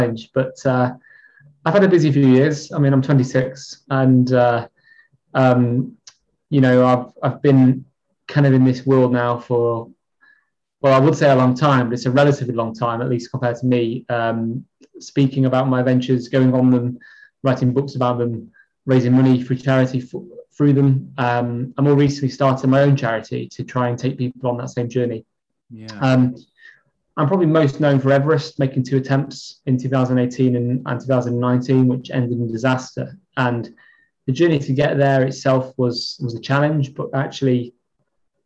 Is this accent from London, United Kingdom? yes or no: no; Chester, North West England, United Kingdom; moved away as an adult; now in Kendal, United Kingdom; I'm from Chester, originally.